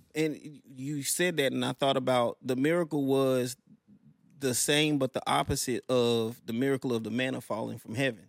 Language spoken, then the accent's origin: English; Plantersville, Mississippi, United States; also born or lived in Tupelo, Mississippi; I was born in Tupelo, Mississippi, grew up in Plantersville, Mississippi